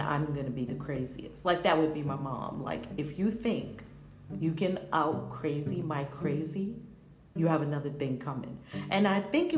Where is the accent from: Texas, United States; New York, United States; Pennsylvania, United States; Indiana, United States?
New York, United States; New York City; We grew up in Harlem, and our mothers were a little crazy too